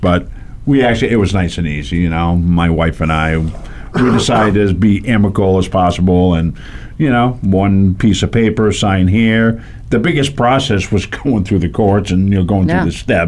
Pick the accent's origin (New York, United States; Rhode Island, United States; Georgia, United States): Rhode Island, United States; moved away as an adult; now in Las Vegas, United States; I'm originally from Rhode Island